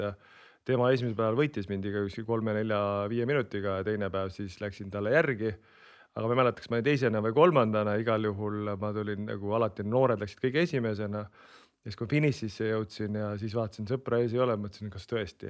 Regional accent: Kehra, Harju County, Estonia; also born or lived in Hiiumaa; Harjumaal Kehras, kust ma pärit olen

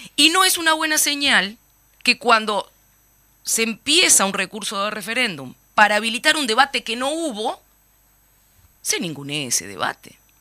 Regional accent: Uruguay; como uruguayos y uruguayas

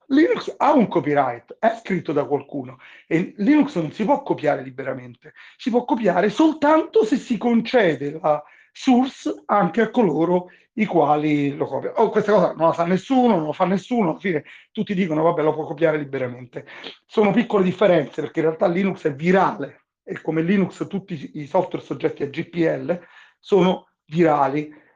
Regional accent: Italy; moved away as an adult; also born or lived in Rome; now in Bahamas; come italiani che nati e cresciuti in Italia

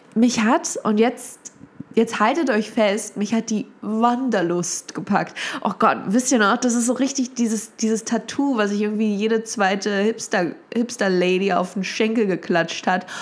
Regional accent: Germany; ich liebe meine Stadt, das ist ja meine, das ist ja meine Heimatstadt

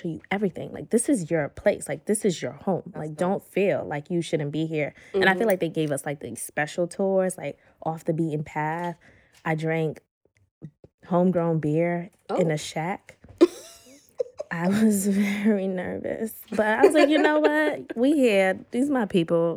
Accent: United States; being American

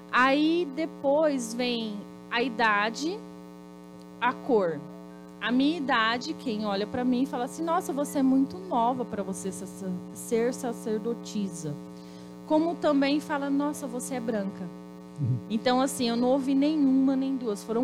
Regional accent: Paraná, Brazil; Eu sou paranaense, mas eu me, eu me considero pantaneira. Fui criada em fazenda, tenho toda, toda essa coisa de meio ambiente nas minhas veias.

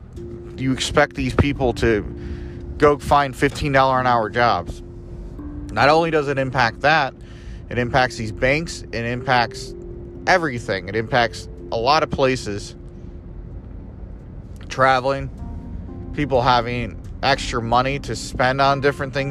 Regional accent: United States; I'm an American

